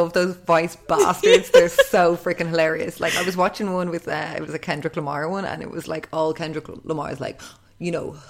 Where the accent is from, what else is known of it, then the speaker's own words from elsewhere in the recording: Portmarnock, Leinster, Ireland; I'm from Portmarnock and that's my Lidl.